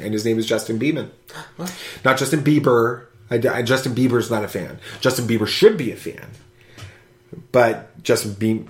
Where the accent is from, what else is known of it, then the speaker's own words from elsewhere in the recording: Australia; accent: Australian; Who, my Australian accent?